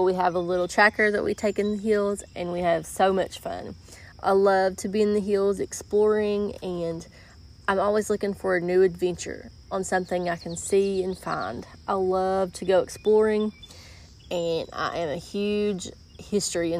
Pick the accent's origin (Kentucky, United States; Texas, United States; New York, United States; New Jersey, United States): Kentucky, United States; Eastern; I am from Eastern Kentucky. I have lived here all of my life